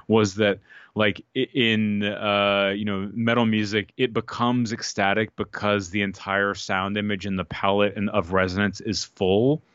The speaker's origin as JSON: {"language": "English", "town": "Austin", "region": "Texas", "country": "United States", "tie": "born or raised there", "said": "growing up in Austin, you know, eating Tex-Mex"}